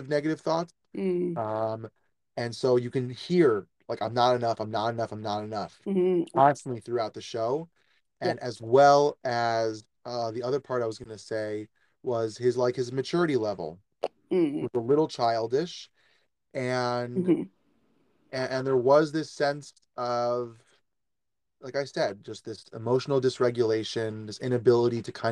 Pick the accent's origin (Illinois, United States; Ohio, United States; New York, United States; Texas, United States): New York, United States; I'm a New Yorker